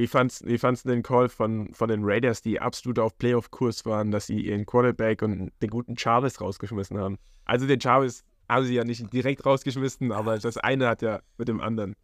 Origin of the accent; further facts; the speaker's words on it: Aschaffenburg, Bavaria, Germany; moved away; Ist meine Heimat